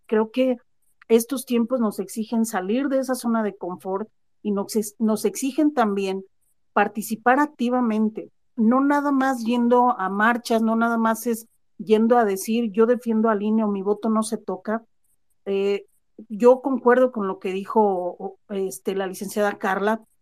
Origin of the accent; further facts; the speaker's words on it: Mexico; que mi existencia como mexicana valga